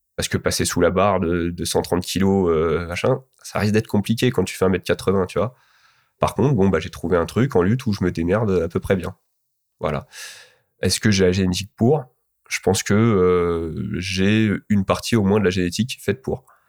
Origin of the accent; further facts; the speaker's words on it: Alfortville, Île-de-France, France; also born or lived in Rosny-sous-Bois; je me suis entraîné quand j'étais petit à Alfortville